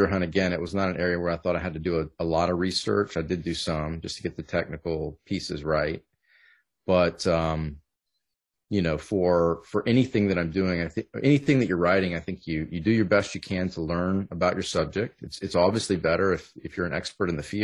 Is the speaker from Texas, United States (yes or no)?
yes; Southern Texas, United States; I grew up in Southern Texas and not Louisiana